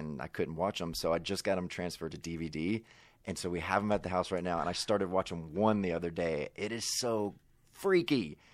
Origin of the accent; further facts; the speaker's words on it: Mississippi, United States; moved away; I grew up in Mississippi